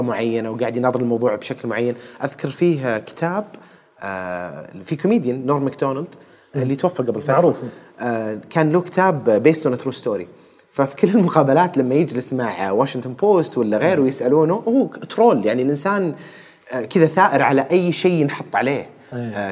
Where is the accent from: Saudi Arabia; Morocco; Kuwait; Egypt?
Saudi Arabia; عندنا في السعودية هنا